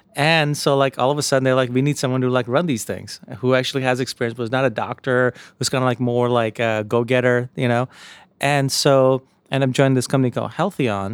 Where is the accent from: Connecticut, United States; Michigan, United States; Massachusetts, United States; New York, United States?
New York, United States; New York City; also born or lived in India; My mom raised my brother and I in, uh, in Jamaica, Queens, outside New York City